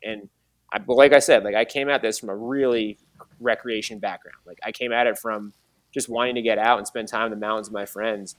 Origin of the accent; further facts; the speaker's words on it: Mad River Valley, Vermont, United States; I grew up in the Mad River Valley